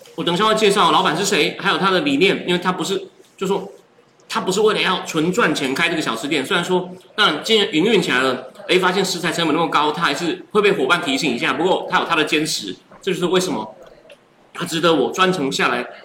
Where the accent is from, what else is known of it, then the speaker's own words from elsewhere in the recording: Taichung, Taiwan; 我其实是台中长大